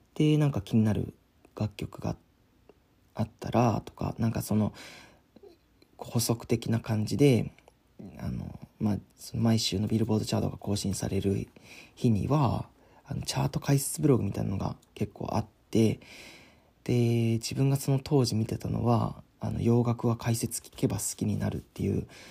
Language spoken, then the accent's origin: Japanese; San'in, Japan; 僕の地元の FM 山陰